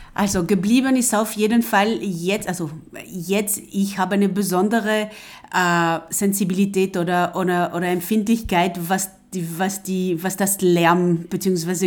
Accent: France; German is a second language; moved away as an adult; now in Linz, Austria; ich bin Französin und, und bin direkt am Meer aufgewachsen.

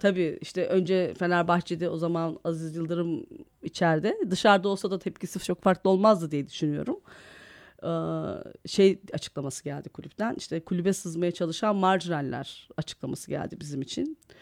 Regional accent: Istanbul, Turkey; also born or lived in Malatya; yel değirmeninde büyüdüm ben. Malatyalıyız ama işte babam ben bir yaşındayken tayini çıkıyor İstanbul'a öğretmen.

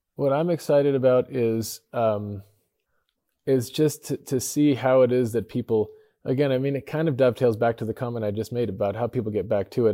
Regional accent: Idaho, United States; I grew up in Idaho in a small town

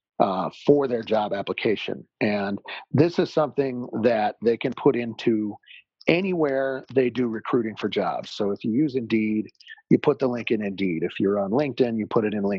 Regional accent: Salt Lake City, Utah, United States; also born or lived in Jackson Hole, Wyoming; I grew up in Salt Lake City, Utah

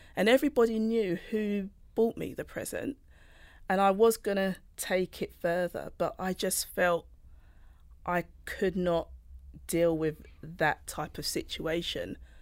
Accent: United Kingdom; I'm Black British, born with Jamaican roots.

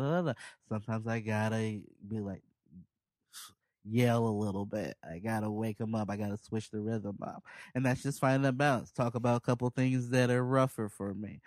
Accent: Chicago, Illinois, United States; moved away; also born or lived in Portland; I'm from Southside Chicago

